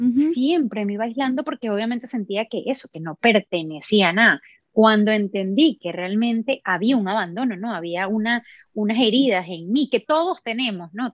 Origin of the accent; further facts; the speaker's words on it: Venezuela; moved away as an adult; also born or lived in Miami, United States; now in Orlando, United States; soy de Venezuela, crecí en Venezuela